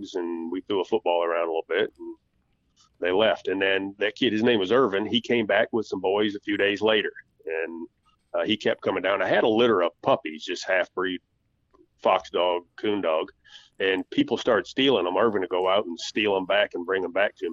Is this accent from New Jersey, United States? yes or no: no; Michigan, United States; moved away; growing up in Michigan